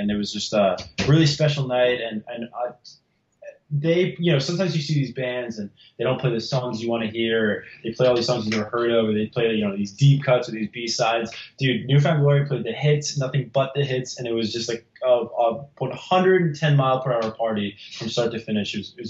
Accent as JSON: {"language": "English", "region": "New Jersey", "country": "United States", "tie": "born or raised there", "said": "growing up in New Jersey."}